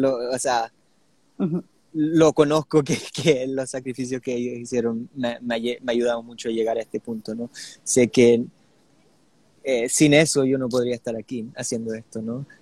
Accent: Sydney, New South Wales, Australia; nací en Australia, pero mis, mis dos padres eh, son chilenos

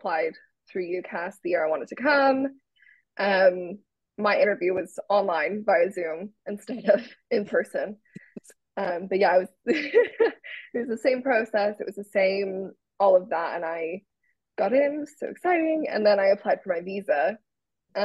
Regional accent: United States; moved away as an adult; now in United Kingdom; I'm from the States

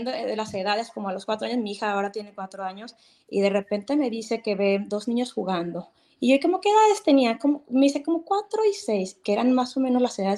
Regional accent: Mexico; now in California, United States; Yo los veo desde California, pero soy mexicana.

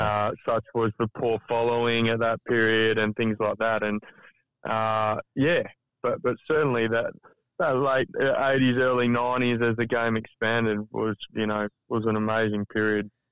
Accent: Perth, Western Australia, Australia; growing up in Perth

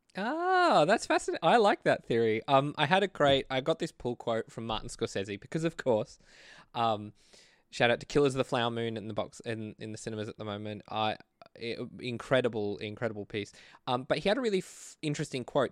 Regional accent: Australia; I'm a filmmaker from Australia

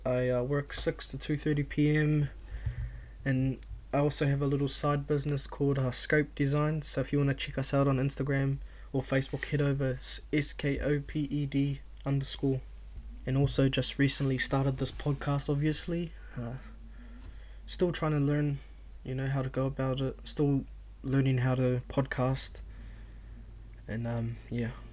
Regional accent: Auckland, New Zealand; I was born and raised in South Auckland, uh, Otara to be exact

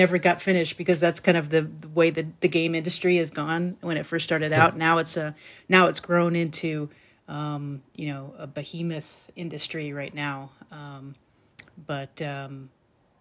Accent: East Coast, United States; I grew up on the East Coast

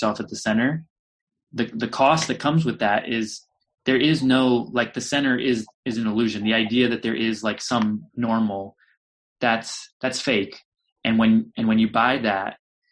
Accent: United States; also born or lived in San Francisco; I'm a white person. Like I'm American

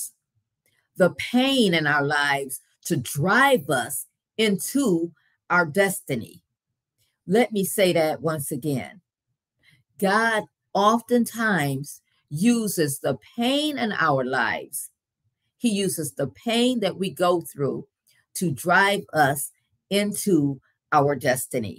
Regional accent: Grand Rapids, Michigan, United States; As I was growing up in Grand Rapids, Michigan

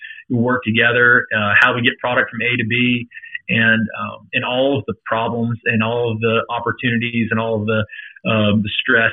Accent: Thomasville, Georgia, United States; moved away as an adult; also born or lived in Macon, Georgia; now in Northwest Arkansas, United States; I'm originally from Southwest Georgia, a small town called Thomasville

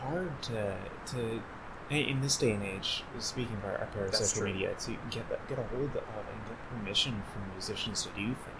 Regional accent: Chicago, Illinois, United States; accent: Chicago; also born or lived in Indiana; I normally talk like someone from Chicago

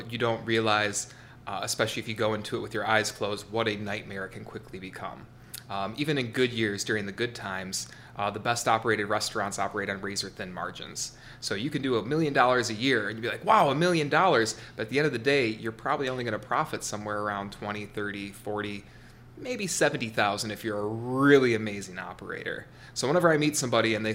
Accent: Lapeer, Michigan, United States; I wanted to return to my hometown. I grew up here, Lapeer, moved here when I was 11 years old

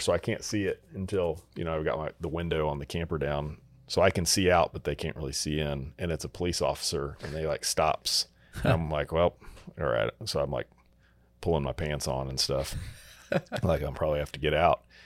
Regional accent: Texas, United States; growing up in Texas

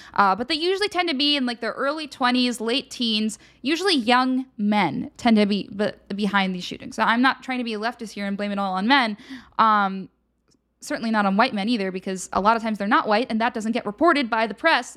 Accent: Radnor, Pennsylvania, United States; moved away; my hometown, Radnor, Pennsylvania

